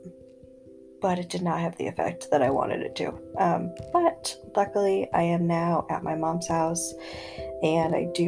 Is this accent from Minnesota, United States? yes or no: no; upstate New York, United States; moved away; now we are hanging wallpaper for my mom in, you know, upstate. So yeah, I will say it has been nice to be in my hometown